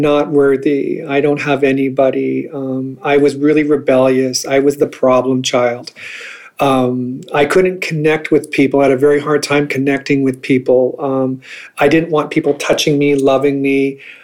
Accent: northern Manitoba, Canada; born or raised there; also born or lived in St. Rose du Lac, Manitoba / Crane River, Manitoba / Dauphin, Manitoba

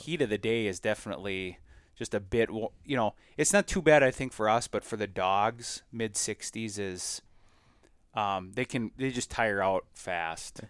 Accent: Minnesota, United States; we do in Minnesota a lotta, a lotta what I call cattail pounding, right? Like, the only milo you see in my home state

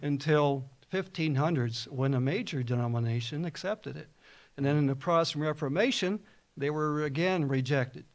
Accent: New Jersey, United States; I was raised a Baptist in New Jersey

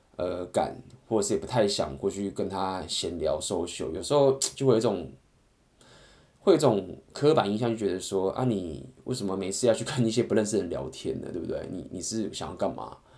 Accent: Taiwan; moved away; OK，然后我是台湾人，然后我刚好第一天来到了这个地方

